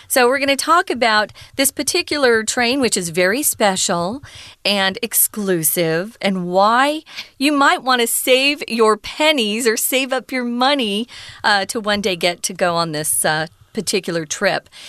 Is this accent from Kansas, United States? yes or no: no; Arizona, United States; I was growing up in Arizona